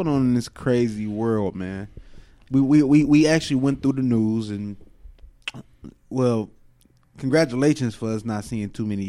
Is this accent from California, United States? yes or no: no; New York, United States; You knew I was from New York, son.